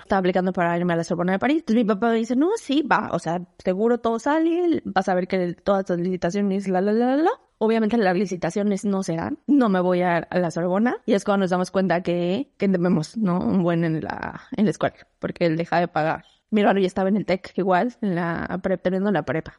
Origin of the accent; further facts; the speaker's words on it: Mexico City, Mexico; moved away as an adult; Nací en la Ciudad de México, viví toda mi vida en la Ciudad de México.